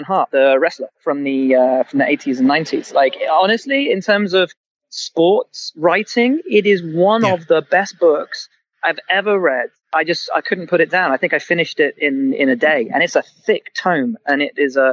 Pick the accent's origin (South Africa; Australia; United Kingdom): United Kingdom; England; I'm a kid of the 80s, and the Lamborghinis were all angular, and I'm from England